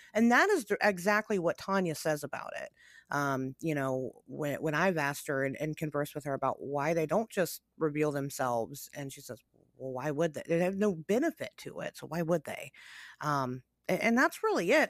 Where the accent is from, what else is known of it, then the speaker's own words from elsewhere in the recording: United States; I'm an American, right? I, I live in America